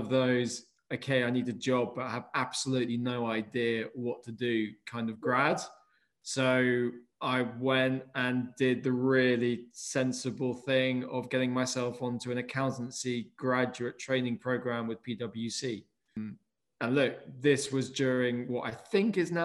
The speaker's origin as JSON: {"language": "English", "country": "United Kingdom", "also_born_or_lived": "London / Somerset", "said": "I'm a Brit"}